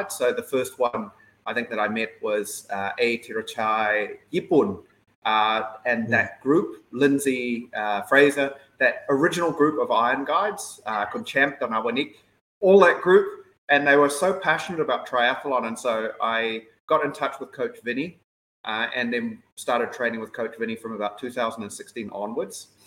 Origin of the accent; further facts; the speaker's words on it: New Zealand; now in Thailand; Uh, I grew up in New Zealand, um, but my mother uh, grew up here in Thailand when she was very young.